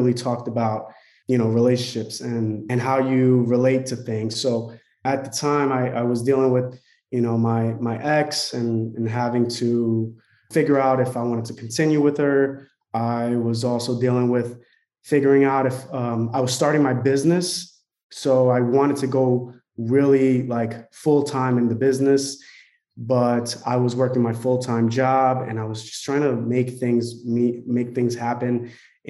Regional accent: Newark, New Jersey, United States; moved away as an adult; also born or lived in San Francisco, California; I'm originally from Newark, New Jersey

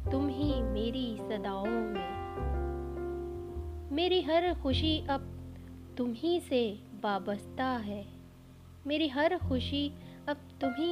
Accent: Lucknow, Uttar Pradesh, India; मैं लखनऊ से ताल्लुक़ रखती हूँ

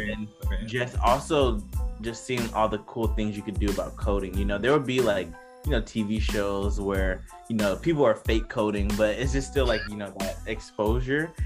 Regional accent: Decatur, Georgia, United States; I'm originally from Decatur, Georgia, and not many people from like where I grew up, my high school, you know, would go to four like four year inter- universities

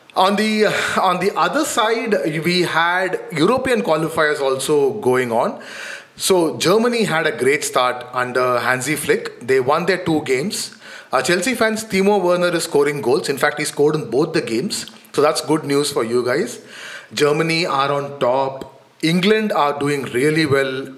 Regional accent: India

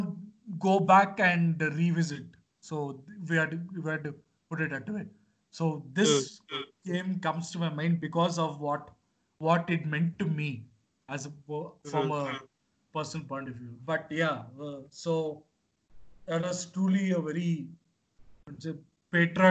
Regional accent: India; a country where I am from where I hail from.

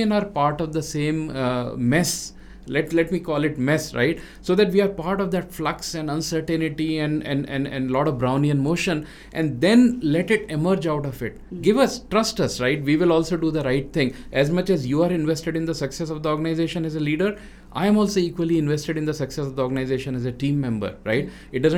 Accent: Rajasthan, India; moved away as an adult; now in South India; as a North Indian who grew up in west of India in Rajasthan and then living in South now for last more than 25 years

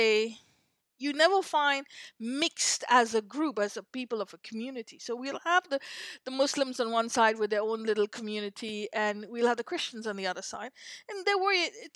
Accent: India; moved away; I'm still an Indian citizen. I was an Indian citizen, not anymore. When we went to school, we were Indian citizens

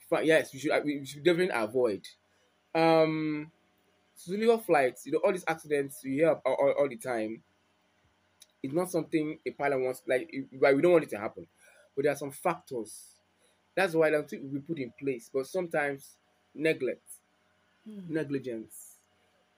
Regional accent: Nigeria; I'm a Nigerian

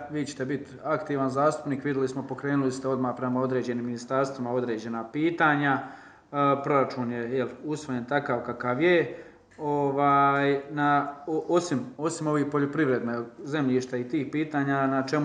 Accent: West Herzegovina Canton, Federation of Bosnia and Herzegovina, Bosnia & Herzegovina; ja dolazim, znate, iz Županije Zapadnog Hercegovina

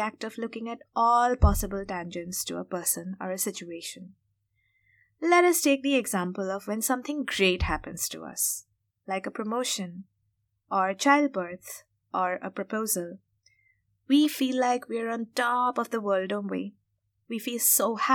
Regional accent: India; we grew up in India, and especially from middle-class families

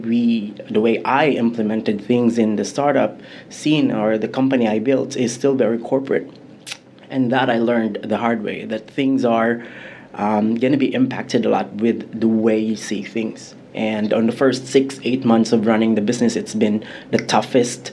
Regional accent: Philippines; moved away as an adult; now in Vietnam; I'm originally from the Philippines, but I've been in Vietnam for the last 8 years.

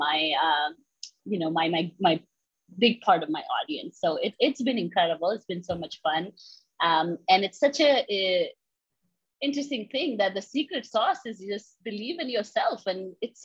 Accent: India; moved away as an adult; now in United States; I grew up in India

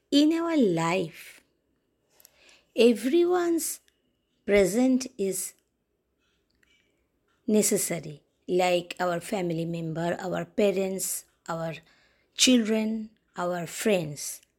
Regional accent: Kolkata, West Bengal, India; English is a second language; I am from West Bengal, Kolkata, India. We Bengali are very sweet people

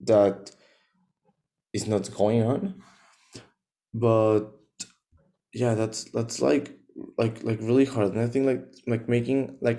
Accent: Mexico; I'm from Mexico

